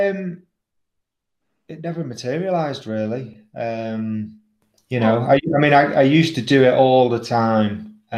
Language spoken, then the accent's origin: English; Southport, North West England, United Kingdom; I'm from a seaside town called Southport in England, in the northwest of England. So it's sort of near Liverpool and Manchester, sort of halfway between them. Born and raised there.